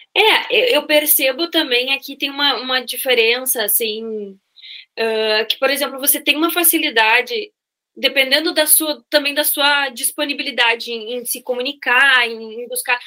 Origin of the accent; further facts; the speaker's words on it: Santa Maria, Rio Grande do Sul, Brazil; moved away as an adult; also born or lived in Porto Alegre, Brazil; now in Barcelona, Spain; Eu sou de, de Santa Maria, do interior, e que faz muito frio